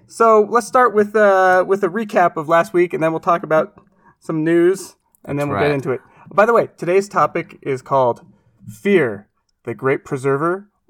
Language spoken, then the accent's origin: English; Portland, Oregon, United States; moved away; where I grew up in Portland, Oregon.